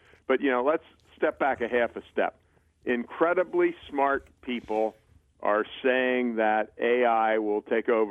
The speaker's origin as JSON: {"language": "English", "town": "Baltimore", "region": "Maryland", "country": "United States", "tie": "born or raised there", "said": "I grew up in Baltimore"}